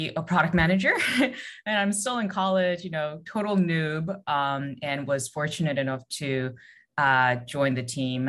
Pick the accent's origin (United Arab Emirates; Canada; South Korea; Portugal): South Korea; moved away; also born or lived in United States; I'm originally from Korea